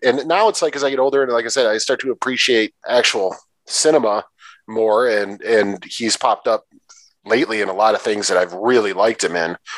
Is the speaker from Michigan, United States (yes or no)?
yes; Detroit, Michigan, United States; I'm from Detroit, in that area